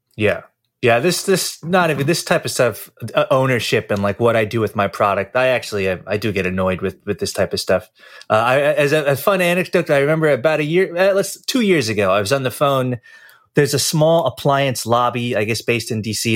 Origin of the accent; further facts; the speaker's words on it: New York, United States; I'm from New York